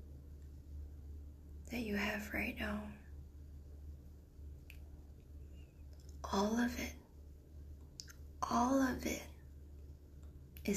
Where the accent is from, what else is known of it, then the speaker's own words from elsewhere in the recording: Singapore; from Singapore, my hometown where I'm from